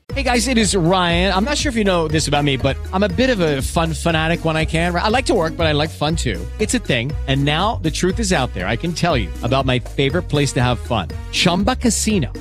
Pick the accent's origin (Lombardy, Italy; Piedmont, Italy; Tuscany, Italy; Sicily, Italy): Tuscany, Italy; fatto da Toscani Doc